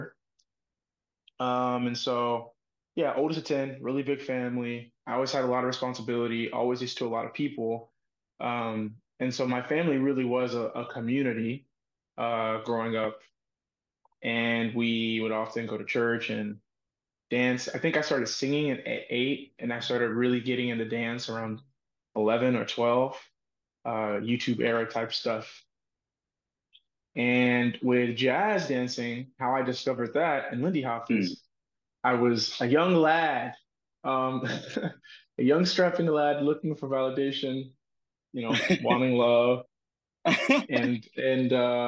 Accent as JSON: {"language": "English", "town": "Dallas", "region": "Texas", "country": "United States", "tie": "born or raised there", "said": "I grew up in Dallas, Texas"}